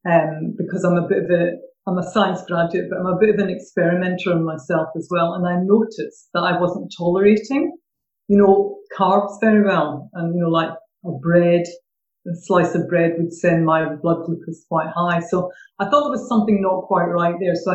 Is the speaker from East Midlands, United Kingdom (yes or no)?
no; Glasgow, Scotland, United Kingdom; accent: Glaswegian; moved away as an adult; now in Suffolk, United Kingdom; originally from Glasgow, but I have been down in Suffolk for about 13 years. Every time I go back north, they say I've lost my accent. And then down here, they don't understand what I'm saying if I use my good old vernacular Glaswegian.